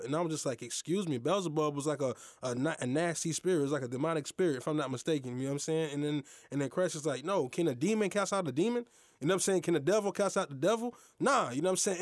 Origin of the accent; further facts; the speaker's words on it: United States; I'm Haitian American. My mother and father, they were born in Haiti. I was born in America